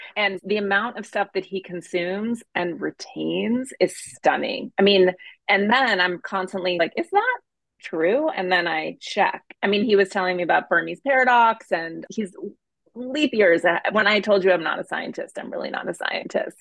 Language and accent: English; Montana, United States; I grew up in Montana